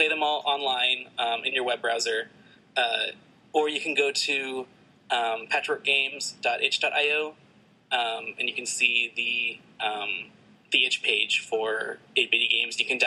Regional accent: San Antonio, Texas, United States; now in Boston, United States; I live in Boston right now, but I'm originally from San Antonio.

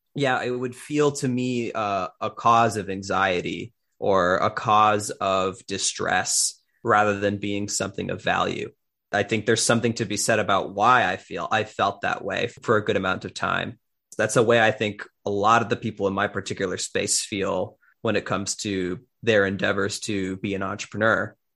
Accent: Miami, Florida, United States; I am originally from Miami, Florida

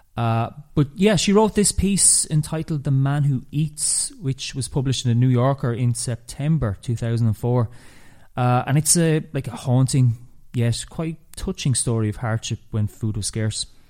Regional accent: Ireland

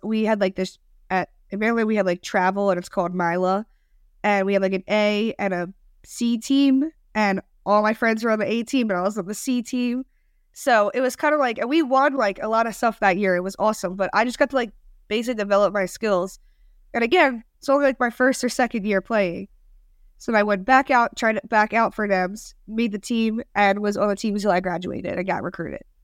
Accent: Maryland, United States; now in Cincinnati, United States; I'm from Maryland

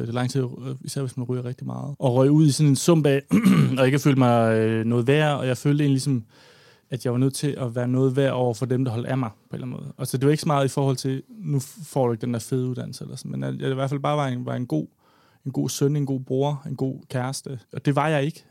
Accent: Odder, Central Denmark Region, Denmark; moved away as an adult; also born or lived in Copenhagen; flyttede hjem og boede i Odder, hvor jeg kommer fra, hjemme med min far

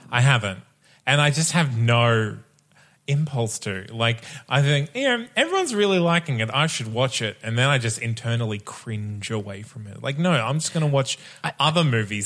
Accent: Bundaberg, Queensland, Australia; I grew up in Bundaberg

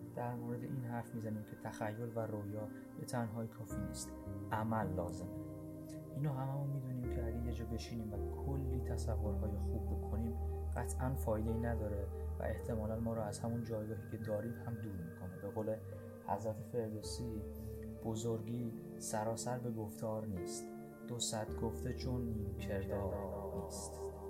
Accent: Iran; moved away; زمانی که در ایران بچه بودم و ساز می زدم

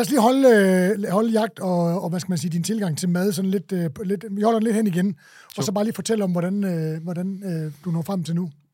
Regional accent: Tønder, Southern Denmark, Denmark; born or raised there; moved away; also born or lived in Copenhagen

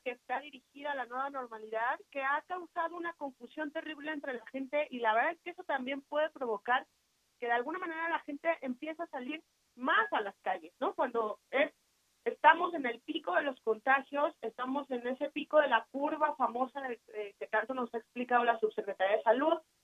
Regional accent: Mexico; como mexicanos

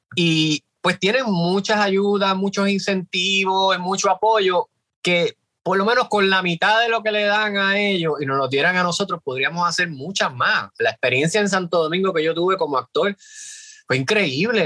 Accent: Puerto Rico; somos los puertorriqueños

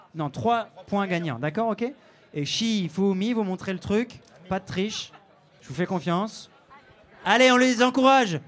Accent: Saint-Avold, Grand Est, France; Le 57, c'est ma Moselle de cœur. Moi, je suis né à Saint-Avold

